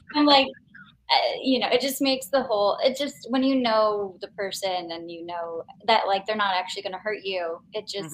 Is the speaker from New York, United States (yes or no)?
no; Chicago, Illinois, United States; I was born in the city, and then technically grew up in a suburb, and then moved back